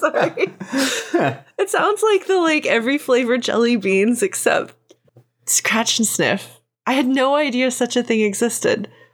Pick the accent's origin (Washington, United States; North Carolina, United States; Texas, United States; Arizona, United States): Texas, United States; I'm from Texas where there's a lot of swimming and swimming pools.